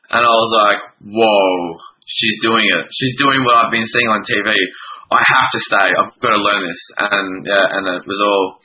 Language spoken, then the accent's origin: English; country Victoria, Australia; also born or lived in Melbourne; I just my nana found classes in my hometown, and I'm I'm from country Victoria, uh, an hour an hour and a bit from Melbourne